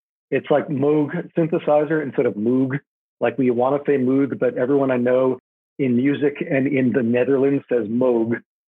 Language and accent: English; Highland Park, New Jersey, United States; Highland Park, New Jersey, my hometown